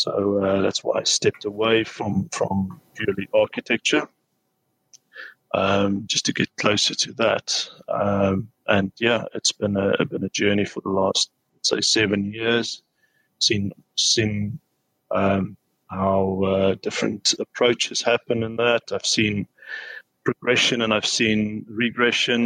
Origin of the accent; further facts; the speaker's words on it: South Africa; moved away as an adult; now in United Kingdom; So studied in South Africa in my hometown.